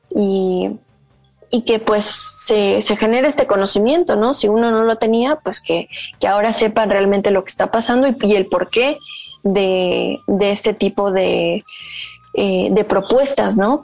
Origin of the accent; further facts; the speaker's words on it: Yucatán, Mexico; yo vivo en Yucatán, yo nací en Yucatán eh, y he estado ahí toda mi vida.